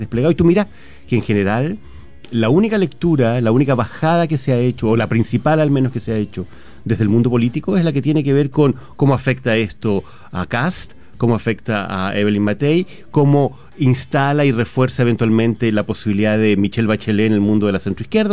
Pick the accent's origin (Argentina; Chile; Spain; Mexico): Chile; como buenos chilenos que somos